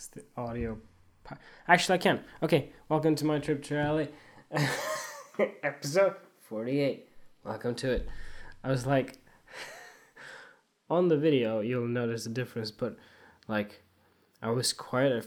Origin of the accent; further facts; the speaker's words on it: Sweden; moved away; also born or lived in Australia; I went to school here in Sweden, then in Australia, then come back here